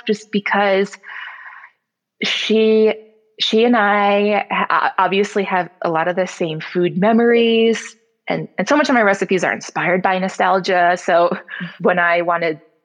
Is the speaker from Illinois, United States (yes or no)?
yes; Glenview, Illinois, United States; our first house that I grew up in Glenview